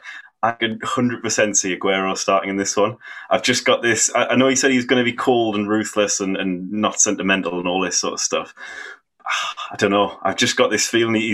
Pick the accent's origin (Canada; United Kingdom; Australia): United Kingdom; Sunderland, North East England; I'm from Sunderland, if you can tell by the accent